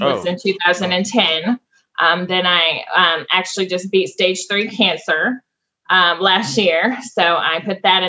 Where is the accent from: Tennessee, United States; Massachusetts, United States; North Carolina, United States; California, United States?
Tennessee, United States; Franklin; also born or lived in Flint, Michigan; I was born in Flint, Michigan. I moved to Franklin, Tennessee around 5 years old.